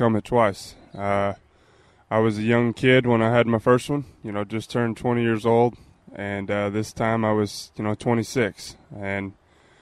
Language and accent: English; Texas, United States; I'm also from Texas